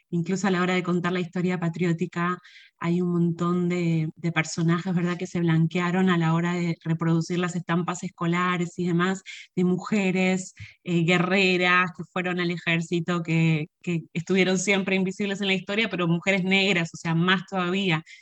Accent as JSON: {"language": "Spanish", "country": "Puerto Rico", "said": "porque esas cosas no existen en, en un país de donde yo vengo fueron un poco el impulso para lo que fue nuestro primer título, que fue para la posteridad, una antología sobre el paso del huracán María en Puerto Rico"}